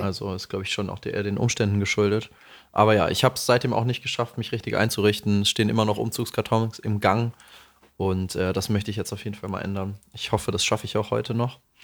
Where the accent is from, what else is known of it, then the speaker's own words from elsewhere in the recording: Bavaria, Germany; accent: Hessian; moved away; vieles, mit dem ich aufgewachsen bin in Bayern, ist ja tatsächlich hessisch einfach. Also unser Dialekt ist hessisch.